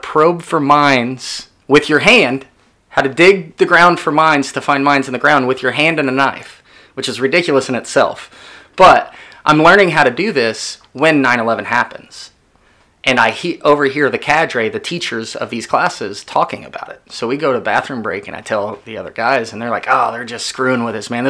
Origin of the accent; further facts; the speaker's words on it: McLoud, Oklahoma, United States; also born or lived in Midwest City, Oklahoma; I was from McLeod